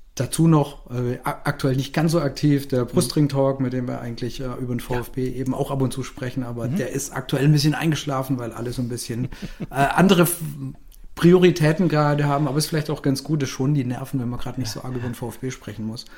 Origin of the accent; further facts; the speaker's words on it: Swabia, Germany; als Schwabe